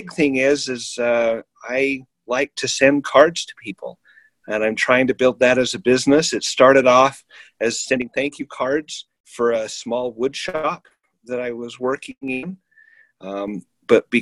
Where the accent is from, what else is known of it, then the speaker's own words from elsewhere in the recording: northern Utah, United States; also born or lived in Florida; I'm from Utah originally, grew up in northern Utah